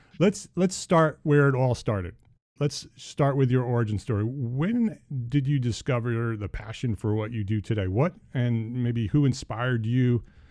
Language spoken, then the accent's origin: English; Bergen County, New Jersey, United States; moved away as an adult; also born or lived in New York City; now in Charlotte, United States; I grew up in Bergen County in New Jersey